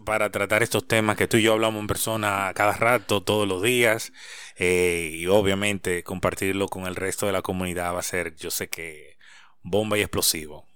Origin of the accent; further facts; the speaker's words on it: Santo Domingo, Distrito Nacional, Dominican Republic; Yo soy nacido en Santo Domingo, pero mis padres son de Higüey.